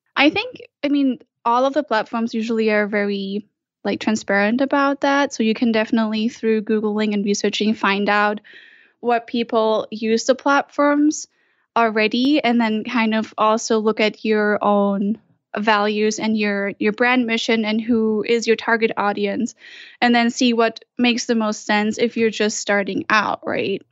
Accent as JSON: {"language": "English", "country": "Germany", "moved": "as an adult", "lives_now": "Utah, United States", "said": "I'm originally from Germany"}